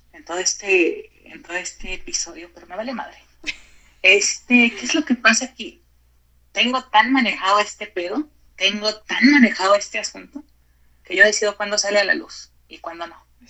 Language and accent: Spanish; Mexico; como mexicanos